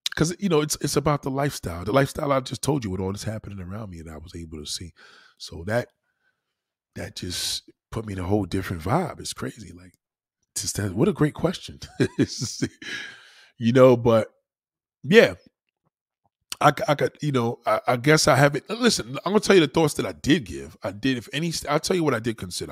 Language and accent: English; New York, United States; moved away as an adult; now in South Carolina, United States; I'm a New Yorker to the bone